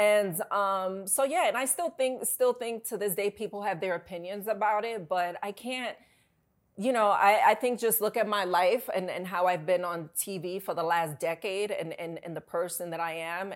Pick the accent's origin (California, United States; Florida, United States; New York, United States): New York, United States; New York City; also born or lived in Bronx; I grew up in New York